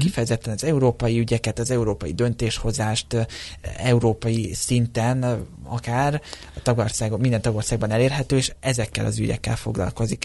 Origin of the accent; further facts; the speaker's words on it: Hungary; én most már 23 éve születésem óta Magyarországon élek, tehát a, a társ, a szó, itt szocializálódtam